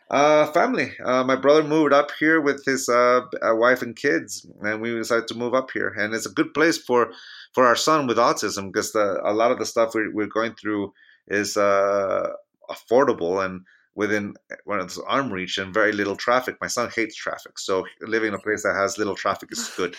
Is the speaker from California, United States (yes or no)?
yes; Chula Vista, California, United States; moved away as an adult; now in Reno, United States; My hometown of San Diego, California